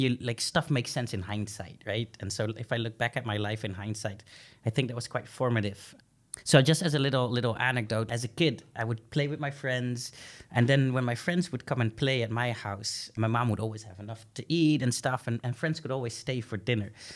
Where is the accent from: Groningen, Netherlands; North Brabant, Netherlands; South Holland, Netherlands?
Groningen, Netherlands; I was born and raised here in Groningen, um, but I come from an Indonesian family